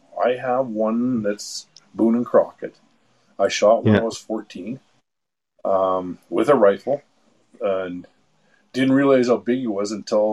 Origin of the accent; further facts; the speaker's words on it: St. Albert, Alberta, Canada; now in Mallaig, Canada; I grew up in St. Albert